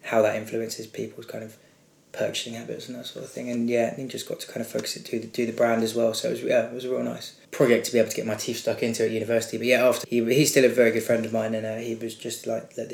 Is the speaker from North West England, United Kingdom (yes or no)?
no; Brighton, South East England, United Kingdom; now in London, United Kingdom; I'm from Brighton originally, 25 years old now, living in London